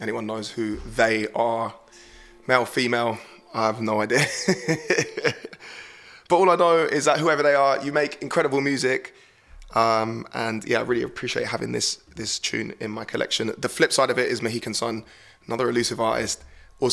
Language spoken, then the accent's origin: English; Horsham, South East England, United Kingdom; my hometown of Horsham